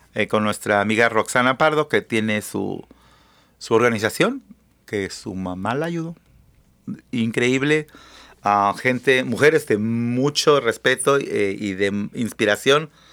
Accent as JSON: {"language": "Spanish", "country": "Mexico", "tie": "born or raised there", "moved": "yes", "lives_now": "United States", "said": "Y yo soy una perra laica nacida en México"}